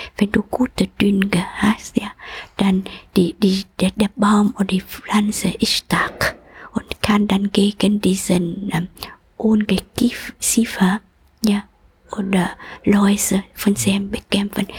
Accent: Vietnam; German is a second language; moved away; komme aus Vietnam und ich bin auch geboren in Jahren, wo ries, ähm, äh, starken und intensiver Krieg ist.

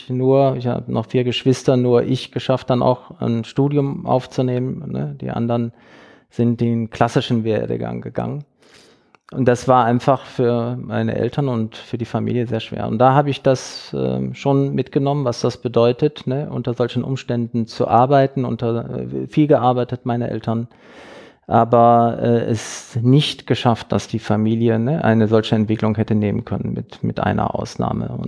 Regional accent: Duisburg, North Rhine-Westphalia, Germany; born there; Also ich bin geboren in Duisburg, 1962 hm. sozusagen unter äh, den Dämpfen der Kupferhütte, wirklich mit Blick auf die Kupferhütte in Duisburg-Hofeld.

